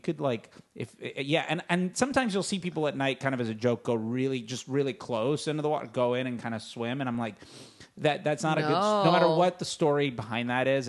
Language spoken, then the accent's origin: English; Fort Lauderdale, Florida, United States; now in Los Angeles, United States; I'm from the East Coast, and whenever I go home in Fort Lauderdale